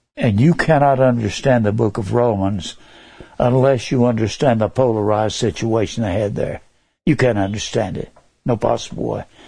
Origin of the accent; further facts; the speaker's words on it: Dallas, Texas, United States; I was born in Dallas, Texas. May 16th, 1939. I will be 82 come this May. I was born in Dallas. And I grew up